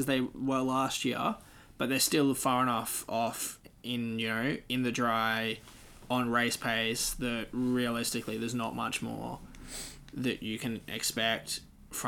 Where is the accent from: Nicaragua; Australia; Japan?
Australia; I'm Australian